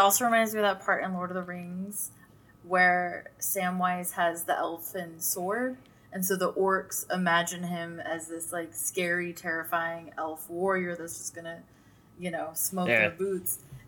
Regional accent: Fresno, California, United States; I'm from Fresno.

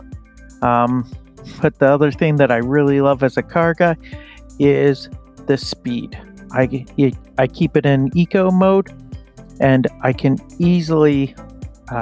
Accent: Winnipeg, Manitoba, Canada; I'm from Winnipeg, Manitoba, Canada, and I actually work for the utility company here.

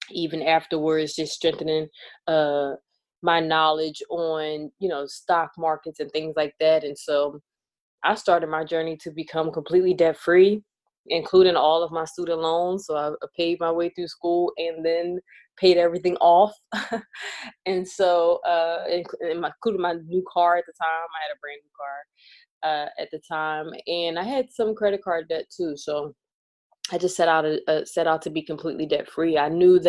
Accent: Philadelphia, Pennsylvania, United States; we grew up in North Philadelphia

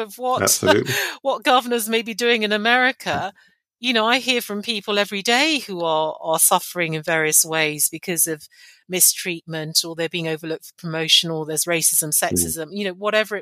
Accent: Nigeria; now in London, United Kingdom; I'm of Nigerian heritage. I was born in Nigeria, and I speak a Nigerian language fluently, and I go back often.

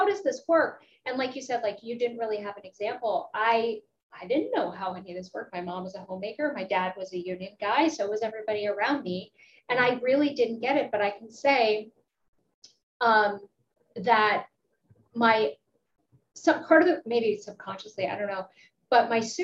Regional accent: Pittsburgh, Pennsylvania, United States; I'm from Pittsburgh. It's a union town.

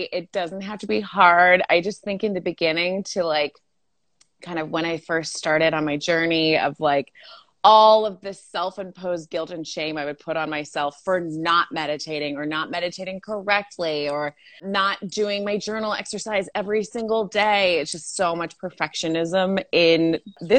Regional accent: Monterey Bay, California, United States; accent: Valley girl; also born or lived in Salinas, California; I was actually born in Salinas, but raised all around Monterey Bay

